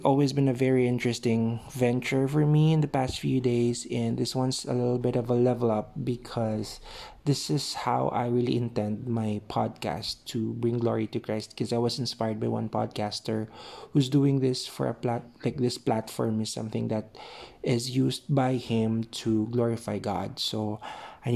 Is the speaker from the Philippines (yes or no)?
yes; Philippines; I'm from the Philippines